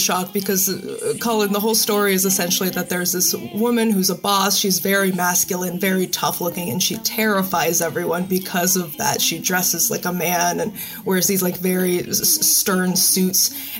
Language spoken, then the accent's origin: English; Moldova; moved away; I'm an immigrant from Moldova, actually. So I was raised on films specifically from the 60s. That's what my parents grew up on. That's what we brought over.